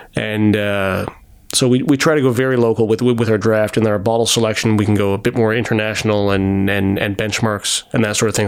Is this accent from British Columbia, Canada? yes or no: no; Toronto, Ontario, Canada; I grew up in Scarborough there were chain restaurants all over the, all over the place